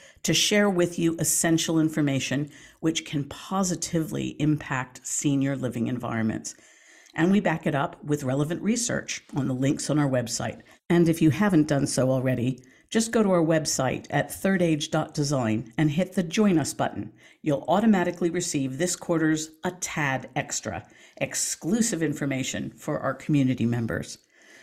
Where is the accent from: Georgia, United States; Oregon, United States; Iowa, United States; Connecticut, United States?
Oregon, United States; Portland; moved away; also born or lived in Ohio; lived in Portland when I was growing up